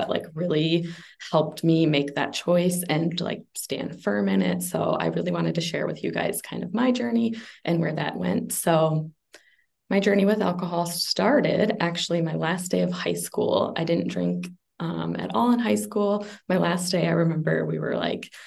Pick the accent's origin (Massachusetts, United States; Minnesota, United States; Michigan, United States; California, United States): Minnesota, United States; moved away; also born or lived in Las Vegas; I am from Minnesota, Ashley's area, although I've been very nomadic lately, so kind of everywhere in the United States.